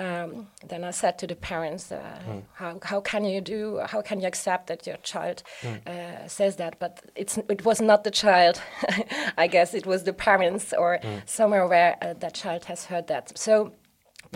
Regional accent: Grevenmacher, Luxembourg; Growing up in Grevenmacher is very nice

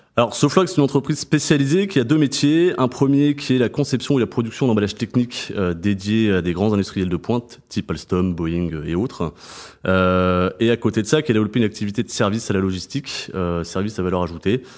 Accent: Montpellier, Occitania, France; moved away; also born or lived in Reims; je suis né à Reims, mais j'ai grandi à Montpellier et j'ai grandi dans les vignes du Pic Saint-Loup

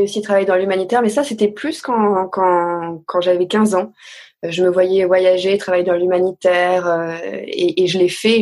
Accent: Caluire-et-Cuire, Auvergne-Rhône-Alpes, France; also born or lived in Bourg-de-Péage, Drôme; je suis née dans la Drôme parce que ma maman vient de la Drôme, mais depuis le départ on vivait à Lyon. Donc j'ai grandi dans une petite maison dans la banlieue de Lyon, à Caluire-et-Cuire exactement

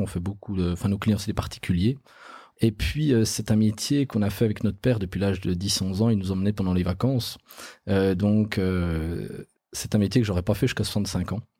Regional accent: Bourgogne-Franche-Comté, France; chez nous en Franche-Comté

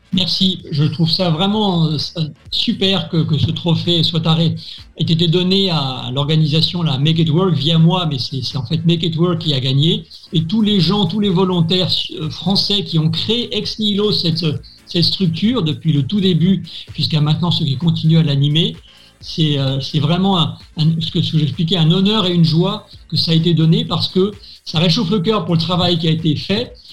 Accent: France; moved away as an adult; now in Hong Kong; français de cœur et, et de ventre, mais je suis fondamentalement maintenant un Hongkongais

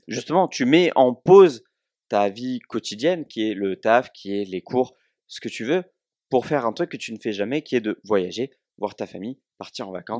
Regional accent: Provence-Alpes-Côte d'Azur, France; accent: southern (cigales et soleil); J'espère que mon accent euh, a ramené les cigales et le soleil

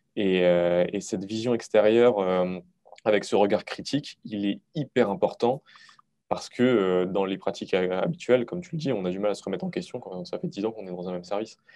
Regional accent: Moselle, Grand Est, France; je suis originaire de Moselle

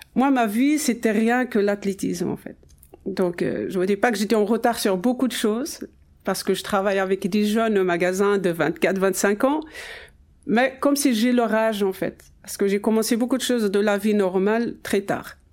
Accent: Ouarzazate, Drâa-Tafilalet, Morocco; mon enfance déjà à Ouarzazate, où mes parents habitent toujours

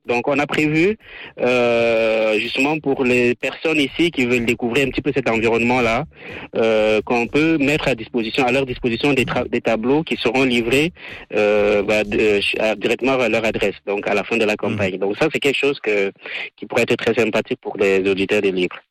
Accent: Cameroon; moved away as an adult; now in Switzerland; je vis en Suisse, je viens du Cameroun

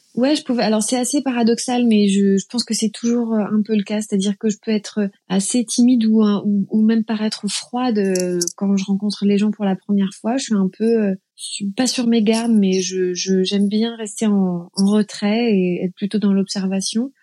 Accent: Plaine-Haute, Brittany, France; also born or lived in Saint-Brieuc; je suis née à Saint-Brieuc, dans les Côtes d'Armor. Et j'ai grandi pas très loin de Saint-Brieuc, à une vingtaine de, minutes, 15 kilomètres, dans un petit village qui s'appelle Plaine Haute

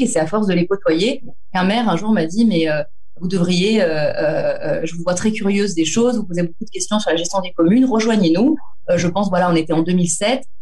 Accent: Antibes, Provence-Alpes-Côte d'Azur, France; je suis d'Antibes, c'est la commune dans laquelle je vis, dans laquelle je suis née, j'ai grandi

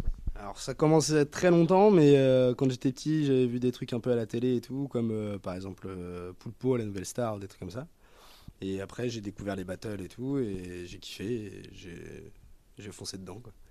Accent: Nantes, Pays de la Loire, France; Je viens de Nantes

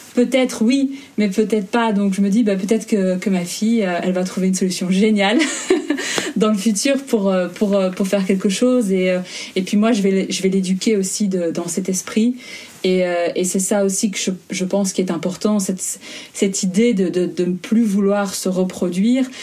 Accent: Belgium; moved away as an adult; now in Germany; j'habite entre l'Allemagne et la Belgique je suis en processus d'expatriation, mais je suis belge

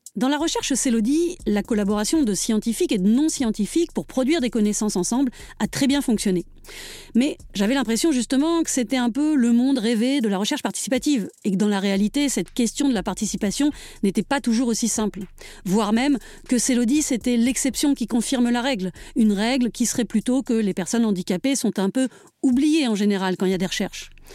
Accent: Paris, Île-de-France, France; accent: Parisian; now in Drôme, France; moi qui ai toujours regretté mon accent parisien, alors même que je vis désormais en Drôme

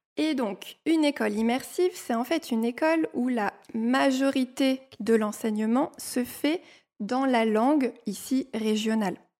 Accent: Normandy, France; now in Strasbourg, France; je viens de Normandie, mais, comme tu l'as dit, mes parents ne sont pas normands

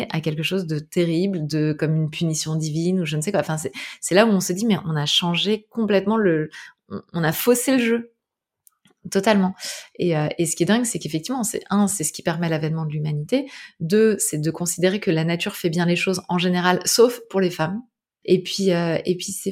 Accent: Brittany, France; je suis bretonne, donc euh, ça me rappelle l'océan.

